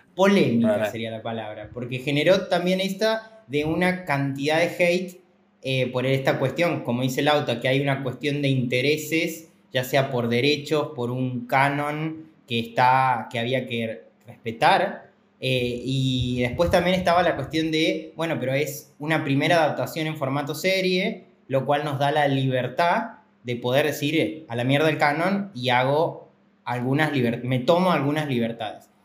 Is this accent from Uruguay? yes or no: no; Córdoba, Argentina; yo soy del interior, de Córdoba